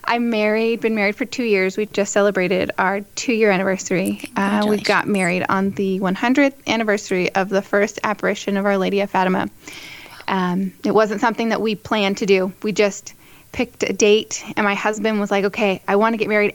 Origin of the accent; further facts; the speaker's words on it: San Diego, California, United States; I am from San Diego, California, born and raised, and I am a cradle Catholic